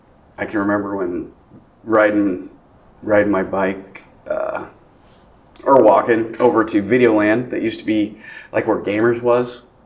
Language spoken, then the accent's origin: English; Grinnell, Iowa, United States; Yeah, my parents, I was born in Iowa City, and then my parents had the opportunity to buy this restaurant off of my great uncle, Sam